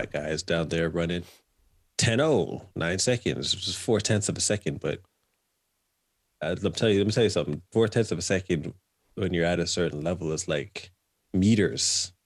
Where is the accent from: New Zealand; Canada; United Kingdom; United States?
Canada; moved away as an adult; I left Canada as the Canadian junior champion